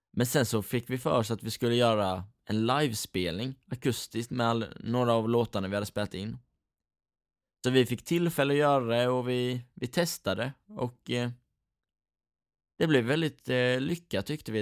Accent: Rydaholm, Jönköping County, Sweden; vi är från Rydaholm hela gänget

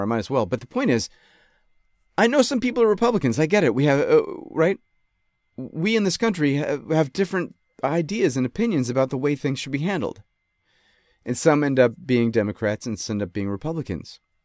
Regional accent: Rochester, New York, United States; moved away; I grew up in Rochester

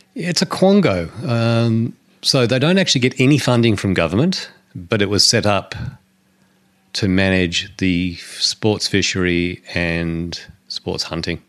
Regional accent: New Zealand

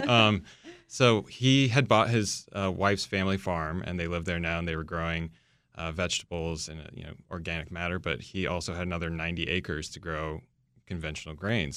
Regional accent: New Jersey, United States; moved away; growing up in New Jersey, my next door neighbor was a, a woodworker

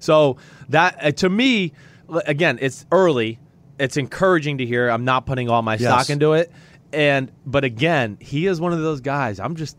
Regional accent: Texas, United States; especially when I came from Texas where we had like 9 plays in our whole playbook

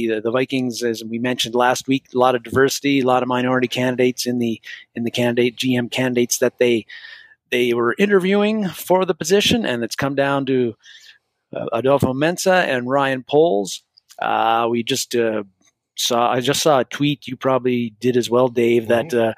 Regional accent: Canada; A, as a Canadian, A, you got to – I don't say A very much

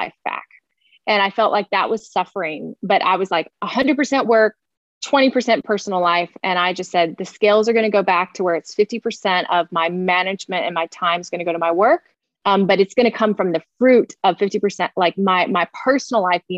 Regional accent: Florida, United States; I'm a Florida girl. I grew up in Florida

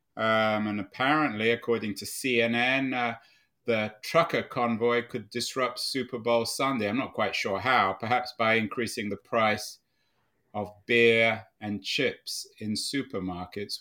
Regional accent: London, United Kingdom; I grew up in London where su-, department stores were, if not dominant, certainly iconic places like Selfridges and Harrods

